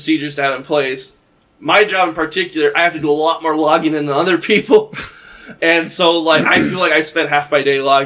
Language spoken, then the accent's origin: English; Brighton, Minnesota, United States; moved away; Brighton, Minnesota. So, okay. Like, that's a small city, like, you're talking 1,000 people